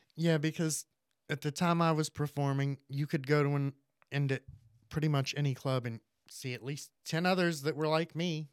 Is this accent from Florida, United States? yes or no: yes; Hernando, Florida, United States; moved away as an adult; also born or lived in Indiana; I grew up in Hernando. I moved away when I turned eighteen to Indiana